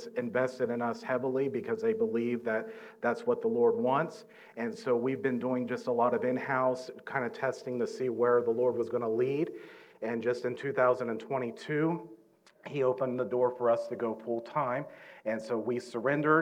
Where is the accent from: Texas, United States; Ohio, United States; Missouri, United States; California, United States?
Ohio, United States; Southern; we're from Southern Ohio, we were born and raised in the Mount Orb area